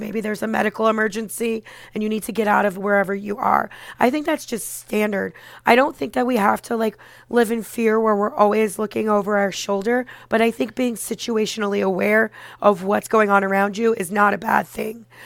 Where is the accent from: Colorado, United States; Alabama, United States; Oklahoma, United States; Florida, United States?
Florida, United States; Parkland; moved away as an adult; also born or lived in Orlando, Florida; now in New York, United States; I grew up in the Parkland area and I went to college in Orlando.